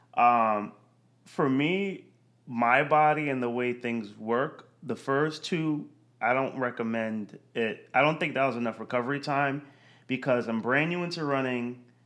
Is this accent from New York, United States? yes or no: yes; Yonkers, New York, United States; I grew up in, right outside the city, Yonkers, New York